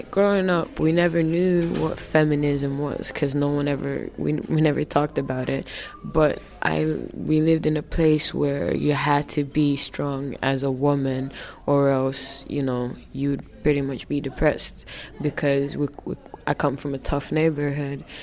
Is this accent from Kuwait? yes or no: no; Finland; for me growing up in Finland, uh, my parents were one of the first African families that came to Finland. So they're from Somalia, right?